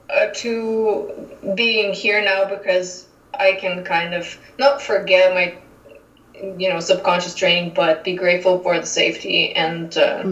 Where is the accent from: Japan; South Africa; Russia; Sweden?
Russia; moved away as an adult; now in Calgary, Canada; So I came directly from Russia to Calgary and been staying here since. And I come from an industrial city of more than 1 million people